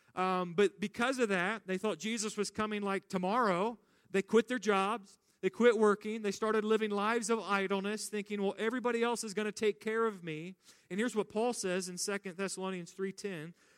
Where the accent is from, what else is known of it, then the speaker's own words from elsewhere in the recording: United States; American Christians